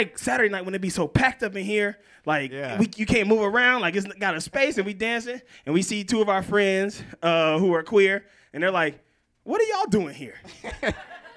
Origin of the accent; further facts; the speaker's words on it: Mississippi, United States; moved away; I'm from Mississippi originally